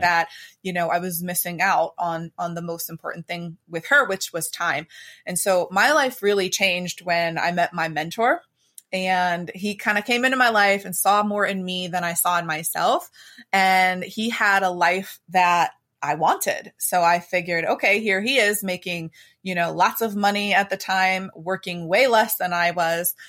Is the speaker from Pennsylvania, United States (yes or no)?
yes; Pittsburgh, Pennsylvania, United States; I am from Pittsburgh, Pennsylvania, the Steel City here.